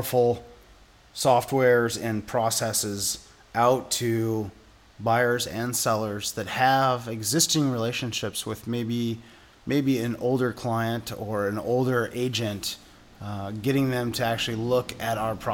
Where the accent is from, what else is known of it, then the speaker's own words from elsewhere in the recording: Seattle, Washington, United States; I grew up in West Seattle, third generation West Seattleite.